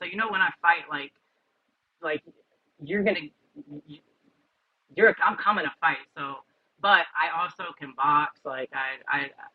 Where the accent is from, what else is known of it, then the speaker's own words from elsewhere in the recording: Tampa, Florida, United States; I am Cuban, 100% Cuban on both sides, but I was born and raised in Tampa, Florida.